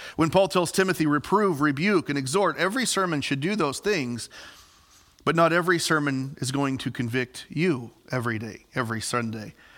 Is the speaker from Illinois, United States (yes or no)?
yes; Southern Illinois, United States; moved away as an adult; also born or lived in Ellendale, North Dakota; I'm from Southern Illinois